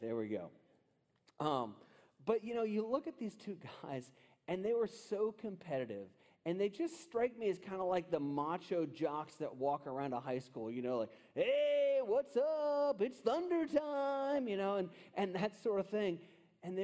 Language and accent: English; West Virginia, United States; it's West Virginia. We are our own state